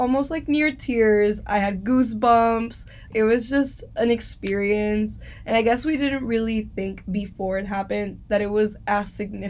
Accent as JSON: {"language": "English", "country": "Dominican Republic", "said": "from Dominican Republic."}